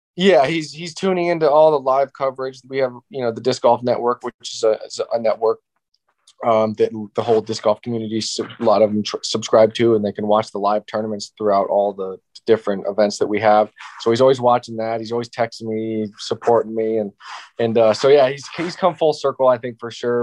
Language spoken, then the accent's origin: English; Ohio, United States; I just had a local local park in my hometown in Ohio